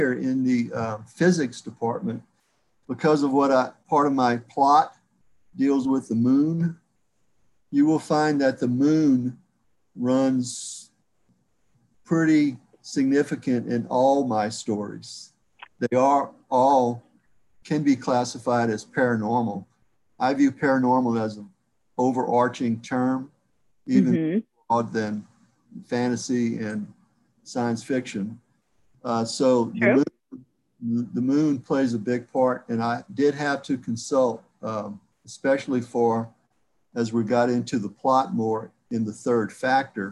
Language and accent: English; South Louisiana, United States; That's my heritage, but I'm from South Louisiana, so most of my heritage is French